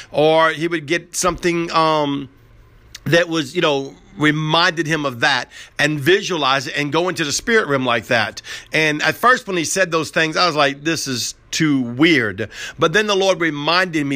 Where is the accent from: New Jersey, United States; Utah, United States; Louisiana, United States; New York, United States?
Louisiana, United States; New Orleans; I grew up in Southern New Or-, New Orleans